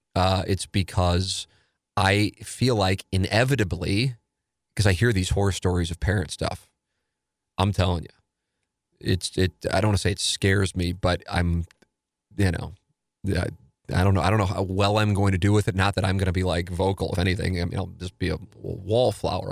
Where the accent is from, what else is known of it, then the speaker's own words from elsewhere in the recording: St. Louis, Missouri, United States; growing up in South City